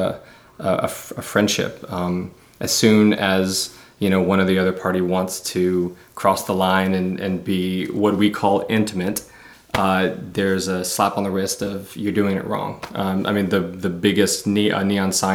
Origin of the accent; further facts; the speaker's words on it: Memphis, Tennessee, United States; moved away as an adult; now in Los Angeles, United States; I'm from Memphis, Tennessee, originally.